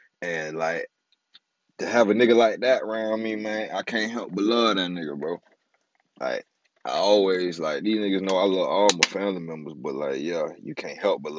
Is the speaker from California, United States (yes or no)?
yes; California, United States; born there; also born or lived in Florida; I probably told y'all this shit already, but I was born in California. Then I moved to Florida. I moved to Montego.